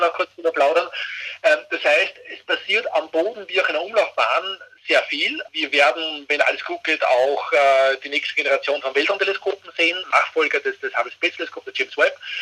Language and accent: German; Austria; bei uns in Österreich